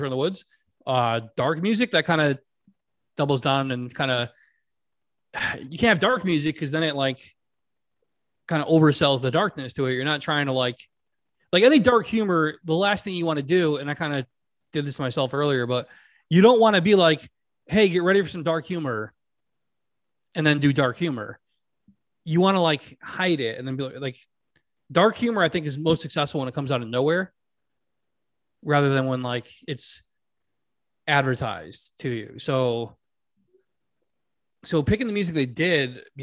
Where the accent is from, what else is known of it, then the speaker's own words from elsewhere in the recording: Connecticut, United States; I'm from Connecticut